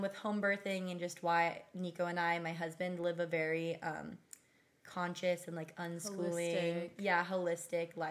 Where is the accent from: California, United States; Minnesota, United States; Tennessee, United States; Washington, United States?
Washington, United States; Pacific Northwest; moved away as an adult; I grew up in the Pacific Northwest in Washington in like a smaller town